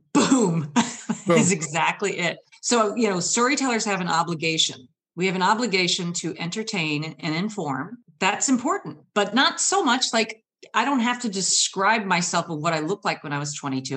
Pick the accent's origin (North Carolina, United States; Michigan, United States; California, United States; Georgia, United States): Michigan, United States; now in Seattle, United States; I've traveled from Michigan.